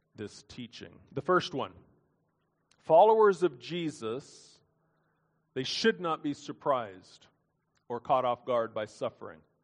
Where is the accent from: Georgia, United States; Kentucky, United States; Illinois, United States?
Kentucky, United States; Lexington; my hometown in Lexington, Kentucky